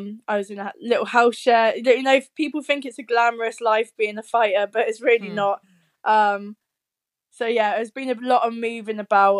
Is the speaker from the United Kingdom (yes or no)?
yes; United Kingdom; moved away as an adult; now in Leeds, United Kingdom; It's right at the very bottom of the UK